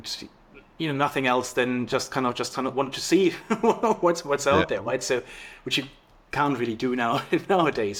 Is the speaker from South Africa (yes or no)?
no; East Germany, Germany; I was born in East Germany, so the less sexy side of the wall.